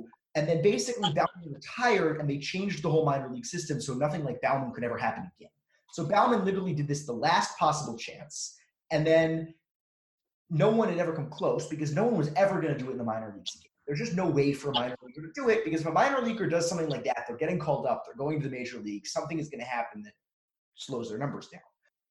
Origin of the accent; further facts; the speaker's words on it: Oklahoma, United States; And all of us in Oklahoma, all of us who were growing up in Oklahoma remember this.